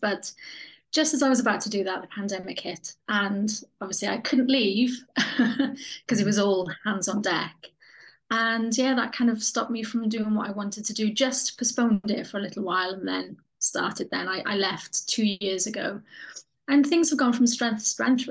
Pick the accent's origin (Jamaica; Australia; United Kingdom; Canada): United Kingdom; Pontneddfechan, Wales; now in Cardiff, United Kingdom; the place that I grew up, which is a tiny place called Pontnefechan